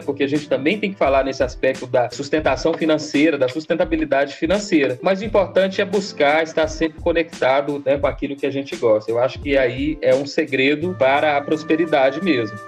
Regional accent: Januária, Minas Gerais, Brazil; also born or lived in Almenara / Arinos; eu sou natural lá de Januária, né? Lá no extremo norte de Minas

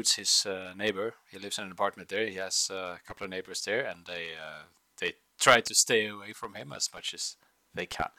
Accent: Bergen, Vestland, Norway; English is a second language; I hail from Bergen in Norway, Scandinavia.

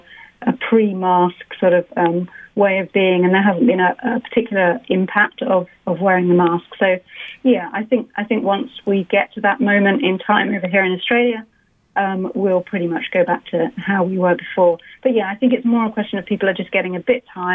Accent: London, United Kingdom; moved away; I'm from London

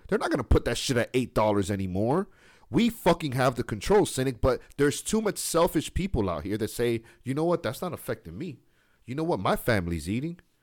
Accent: United States; we're American over here

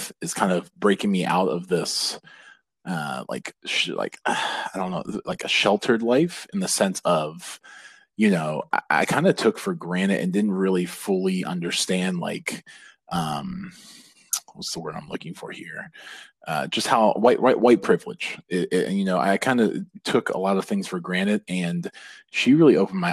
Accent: Ellicott City, Maryland, United States; growing up in Ellicott City, Maryland

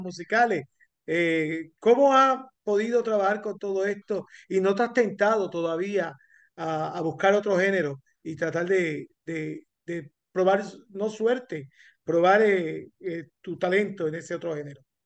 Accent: Corozal, Puerto Rico; mi compueblana de Corozal, Puerto Rico. Ella de Cibuco, yo de Palos Blancos

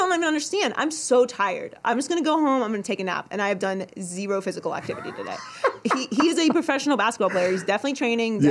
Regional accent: Pittsburgh, Pennsylvania, United States; moved away; also born or lived in Miami; I was born in Pittsburgh.

